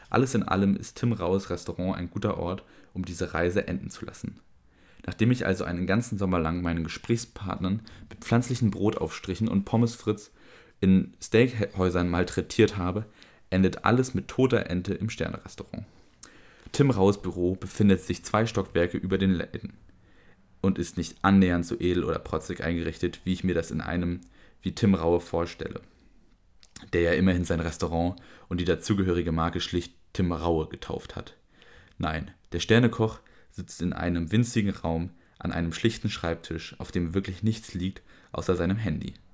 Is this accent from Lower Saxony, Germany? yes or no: no; Berlin, Germany; Ich bin in Kreuzberg aufgewachsen. Für uns gab es keine Unterschiede zwischen Mann, Frau, Moslem, Christ, Schwul. Das gab es alles auf einer Straße.